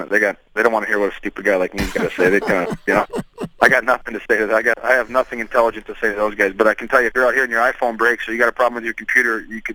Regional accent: Wisconsin, United States; also born or lived in Chicago; now in San Jose, United States; I grew up in Wisconsin, lived in Chicago. You know, I've always lived my whole life in cold weather

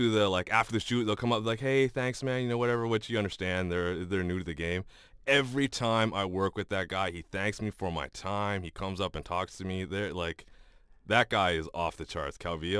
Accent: Canada; One, being a Canadian and a hockey fan, it's upsetting when the team you love and cheer for doesn't do well.

